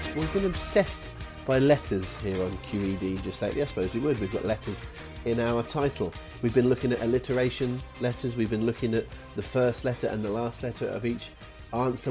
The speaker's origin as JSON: {"language": "English", "area": "West Country", "region": "South West England", "country": "United Kingdom", "accent": "West Country", "said": "my West Country accent"}